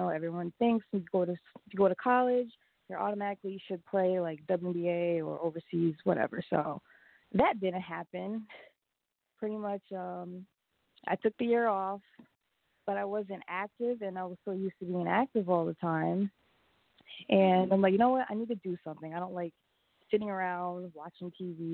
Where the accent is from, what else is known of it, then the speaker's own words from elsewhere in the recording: East Orange, New Jersey, United States; also born or lived in New Rochelle, New York; I am from New Jersey, East Orange, New Jersey